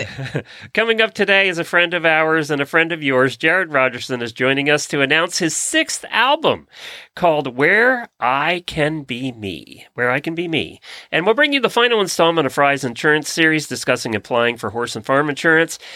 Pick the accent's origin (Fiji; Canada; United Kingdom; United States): United States; Lancaster County, Pennsylvania; now in Ocala, United States; growing up in Lancaster County